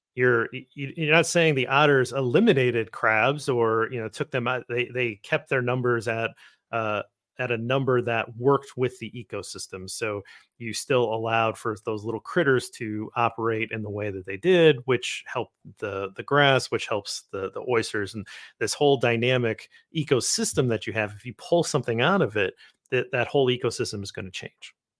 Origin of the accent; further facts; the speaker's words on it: Midwest, United States; I'm from the Midwest